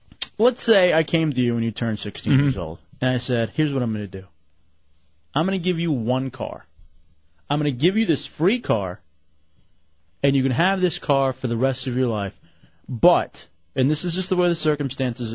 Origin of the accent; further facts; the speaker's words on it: Dallas, Texas, United States; now in Orlando, United States; I'm from Dallas